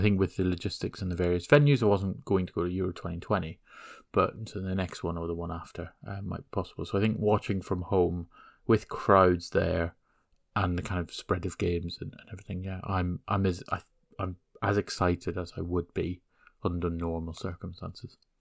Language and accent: English; Northern Ireland, United Kingdom; growing up in Northern Ireland